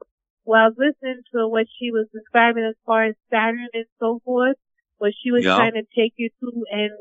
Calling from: New York City, New York, United States; I'm calling from New York City.

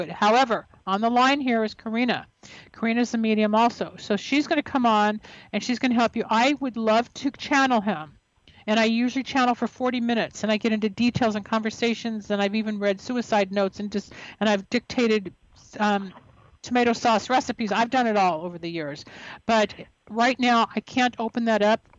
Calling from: Tampa, Florida, United States; I'm calling from Tampa, Florida.

